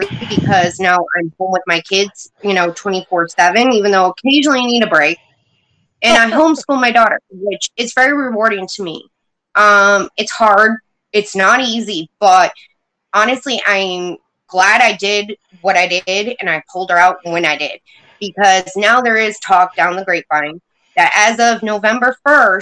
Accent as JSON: {"language": "English", "region": "New York", "country": "United States", "tie": "born or raised there", "said": "I was born and raised in New York"}